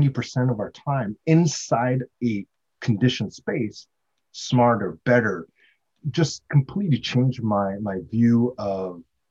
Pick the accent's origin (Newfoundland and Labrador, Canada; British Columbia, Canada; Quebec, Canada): Quebec, Canada; Montreal; also born or lived in Ontario, Canada; now in Vancouver, Canada; I grew up in Montreal